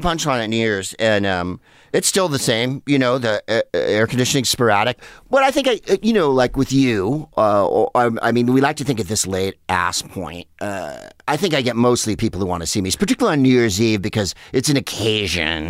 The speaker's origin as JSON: {"language": "English", "town": "San Carlos", "region": "California", "country": "United States", "tie": "born or raised there", "also_born_or_lived": "Los Angeles", "moved": "as an adult", "said": "booze and pot were everything in where I grew up in San Carlos"}